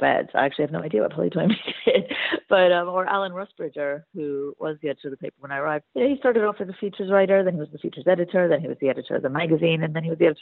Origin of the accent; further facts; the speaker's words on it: United States; now in United Kingdom; I am originally American